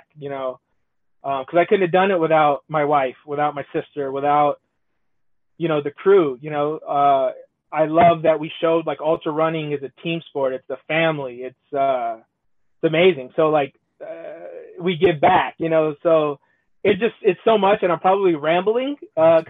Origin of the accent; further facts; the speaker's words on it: Southern California, United States; I come from SoCal